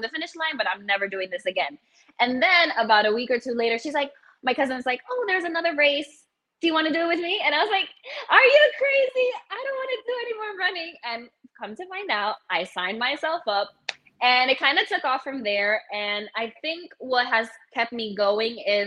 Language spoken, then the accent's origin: English; New York City, New York, United States; I'm originally from the Bronx in New York